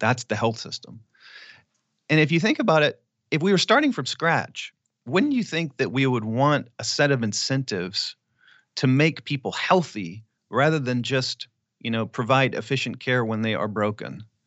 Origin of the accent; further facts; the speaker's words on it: Clear Lake, Texas, United States; moved away; I would go back to Clear Lake 'cause I still had a bunch of friends there